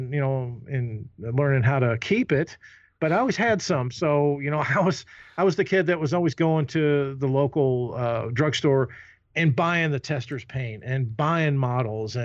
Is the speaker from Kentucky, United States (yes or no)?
yes; Louisville, Kentucky, United States; I was born and raised in Louisville, Kentucky, the south end of Louisville